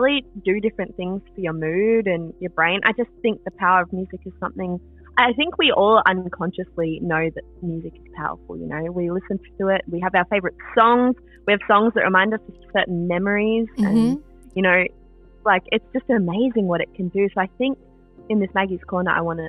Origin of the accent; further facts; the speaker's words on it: Melbourne, Victoria, Australia; we're both from Melbourne